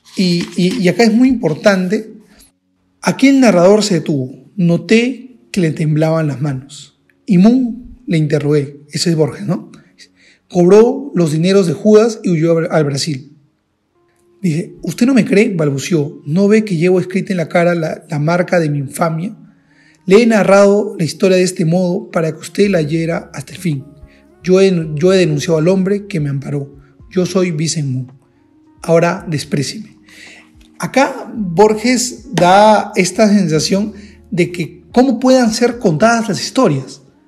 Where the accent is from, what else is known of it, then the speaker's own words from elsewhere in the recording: Peru; yo soy de Perú